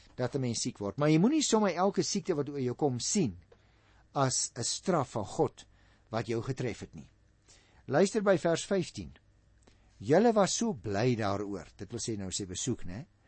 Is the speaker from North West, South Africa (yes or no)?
no; Paarl, Western Cape, South Africa; also born or lived in Stellenbosch; Ek is gebore en grootgeword in die Parel